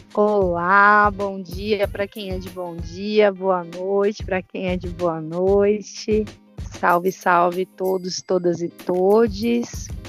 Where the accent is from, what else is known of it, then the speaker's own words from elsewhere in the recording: São Paulo, Brazil; moved away as an adult; now in São Tomé; Minha trajetória começa na Zona Norte de São Paulo, é, mais precisamente ali, Jardim Brasil, é do Chaves, que foi onde eu cresci, né? Fui criada